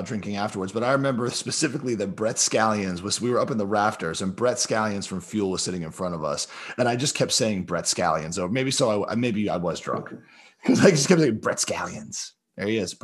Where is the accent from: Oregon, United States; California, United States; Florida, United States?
Florida, United States; growing up, like, you know, where I did in Florida